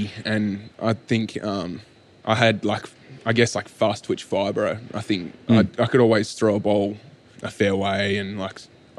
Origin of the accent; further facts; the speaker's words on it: Dunsborough, Western Australia, Australia; also born or lived in Perth; So I actually grew up down in Dunsborough in the southwest of WA.